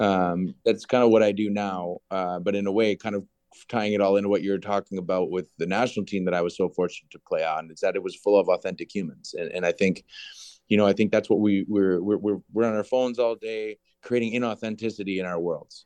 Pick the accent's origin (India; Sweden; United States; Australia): United States; Green Bay, Wisconsin; moved away as an adult; also born or lived in Chicago / United Kingdom / Vancouver; I never left Green Bay until I was eighteen